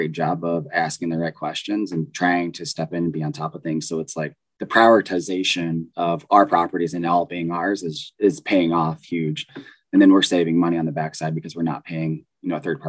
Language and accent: English; Southern California, United States; moved away as an adult; also born or lived in Midwest; I grew up in Southern California to a really poor family on welfare